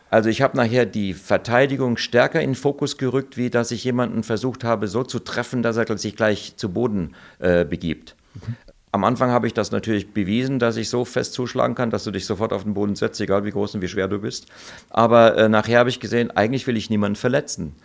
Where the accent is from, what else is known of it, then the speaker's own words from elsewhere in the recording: Germany; moved away as an adult; also born or lived in Hong Kong; als Deutscher, ich war nicht als Italiener da, ich bin nur halb Italiener und habe auch keinen italienischen Pass